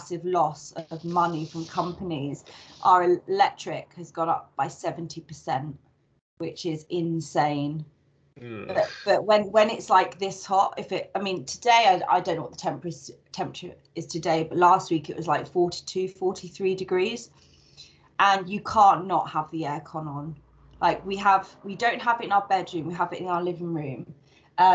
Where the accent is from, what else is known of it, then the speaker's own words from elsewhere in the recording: United Kingdom; now in Madrid, Spain; being British